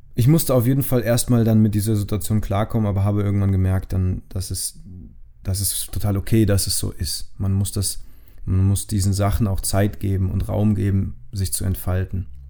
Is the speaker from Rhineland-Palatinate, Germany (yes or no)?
yes; Rhineland-Palatinate, Germany; von meinem Heimatort in Rheinland-Pfalz